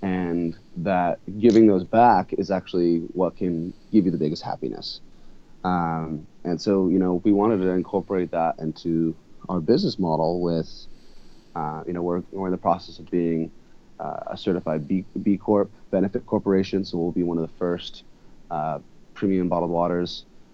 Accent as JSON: {"language": "English", "country": "United States", "tie": "born or raised there", "also_born_or_lived": "Santa Barbara, California, United States / Hawaii, United States", "said": "growing up in Santa Barbara, Hawaii"}